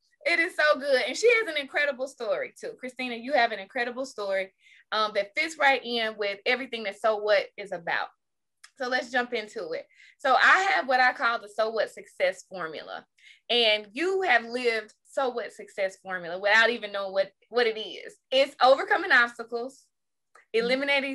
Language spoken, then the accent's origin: English; Jackson, United States; I'm from Jackson